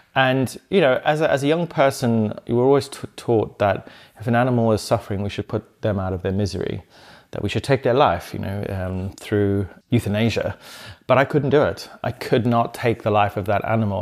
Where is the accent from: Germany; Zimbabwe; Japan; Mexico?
Zimbabwe; moved away; also born or lived in South London; when I grew up in Zimbabwe on the farm